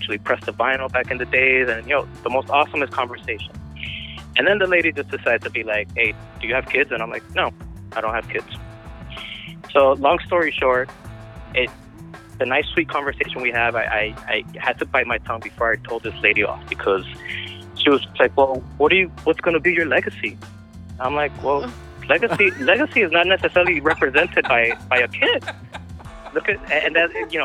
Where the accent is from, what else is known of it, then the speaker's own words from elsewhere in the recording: Miami, Florida, United States; I am a Latino American, and I grew up in Miami, not in the best of neighborhoods